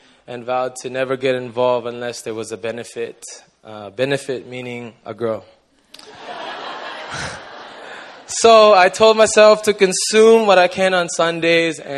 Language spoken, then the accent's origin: English; Toronto, Ontario, Canada; moved away as an adult; now in Busan, South Korea; I'm from Toronto, Canada, but I've been living in Busan for about 5 years now